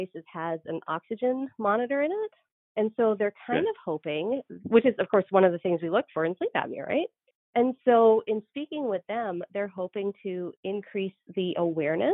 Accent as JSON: {"language": "English", "country": "Canada", "also_born_or_lived": "Georgia, United States / North Dakota, United States", "moved": "as an adult", "lives_now": "United States", "said": "I'm Canadian"}